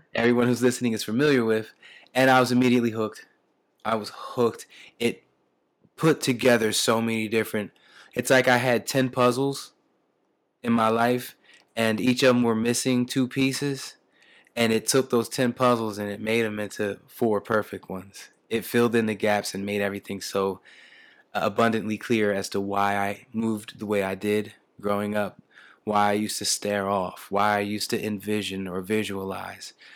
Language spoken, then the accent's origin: English; Camden, New Jersey, United States; I was born and raised in Camden, New Jersey